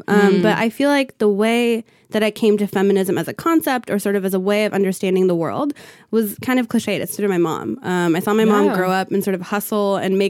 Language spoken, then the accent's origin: English; California, United States; So I grew up in Southern California. Both of my parents came here from Ethiopia in the early 1980s.